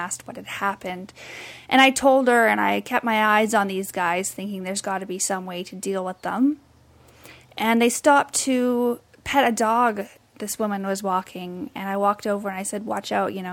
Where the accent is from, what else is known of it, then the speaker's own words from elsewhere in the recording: British Columbia, Canada; moved away as an adult; also born or lived in Vancouver; now in Toronto, Canada; I'm from British Columbia. I most recently lived in Vancouver before moving out to Toronto